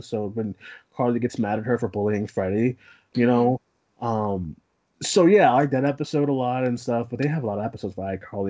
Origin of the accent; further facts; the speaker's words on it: Boston, Massachusetts, United States; We're both from Boston